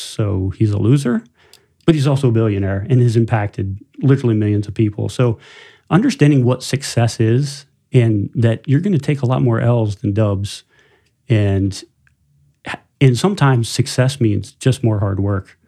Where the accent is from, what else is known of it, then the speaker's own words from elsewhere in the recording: tri-state area of West Virginia, Ohio, Pennsylvania, Rust Belt, United States; moved away as an adult; now in South Bend area, Indiana, United States; I, I grew up, uh, about five hours from here in post-industrial Rust Belt and, uh, tri-state area of West Virginia, Ohio, Pennsylvania.